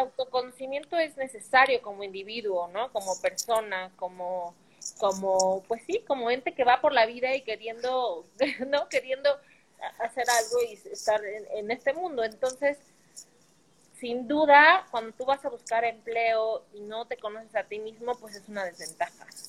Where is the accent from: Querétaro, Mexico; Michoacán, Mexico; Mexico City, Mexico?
Mexico City, Mexico; Como buena capitalina